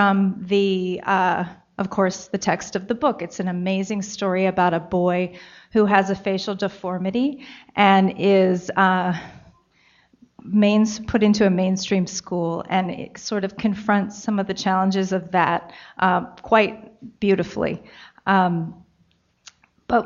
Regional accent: Baltimore, Maryland, United States; I grew up in Maryland, in the Baltimore area

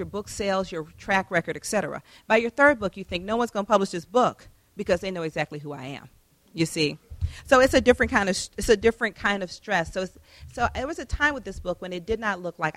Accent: Atlanta, Georgia, United States; moved away; Atlanta is my hometown

